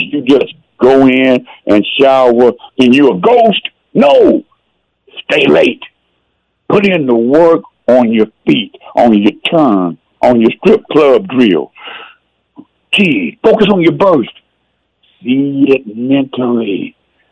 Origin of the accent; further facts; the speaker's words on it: Texas, United States; I'm a Texan. I started playing when I was 5 in 1960